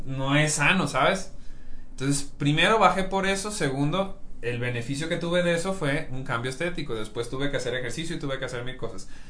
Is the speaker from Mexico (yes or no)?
yes; Mexico; yo soy mexicano